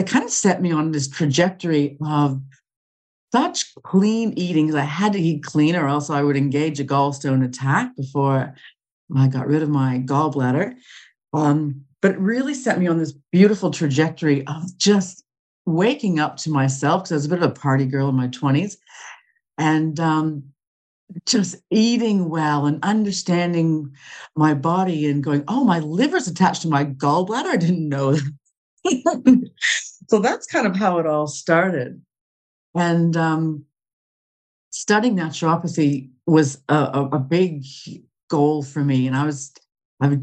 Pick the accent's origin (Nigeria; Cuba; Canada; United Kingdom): Canada; moved away as an adult; also born or lived in Australia; I'm originally from Canada, but I was living in Australia